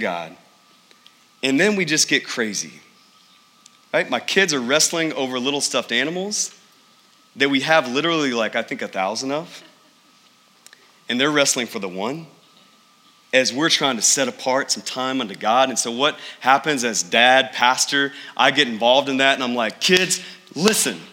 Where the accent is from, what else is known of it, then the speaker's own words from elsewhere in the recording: East Texas, United States; I grew up in the Bible Belt of East Texas